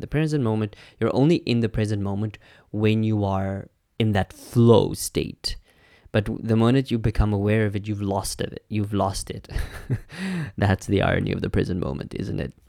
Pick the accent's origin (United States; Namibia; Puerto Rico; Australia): Namibia; I'm from Namibia, which was a German colony.